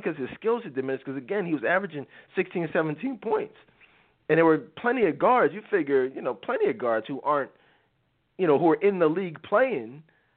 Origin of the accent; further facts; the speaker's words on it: Philadelphia, Pennsylvania, United States; I grew up in Philly.